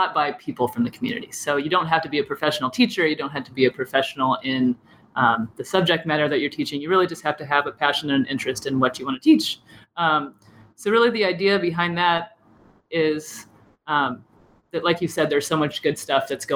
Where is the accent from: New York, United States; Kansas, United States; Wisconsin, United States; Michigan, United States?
Kansas, United States; Lawrence; moved away as an adult; I'm from Lawrence. I went through all the schools here. I went to KU